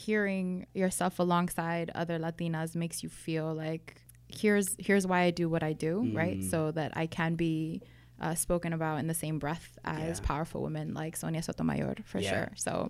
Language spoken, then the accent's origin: English; Brooklyn, New York, United States; born there; So, I mean, starting off with my childhood, I was born in Brooklyn.